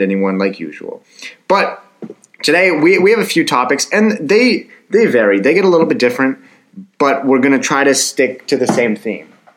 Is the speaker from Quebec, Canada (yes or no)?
no; Ottawa, Ontario, Canada; my hometown, and it's Ottawa, Canada